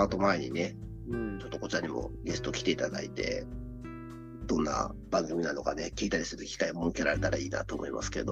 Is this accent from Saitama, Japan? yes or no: yes; Misato, Saitama, Japan; 僕はあの三郷市っていうところの出身なんですけど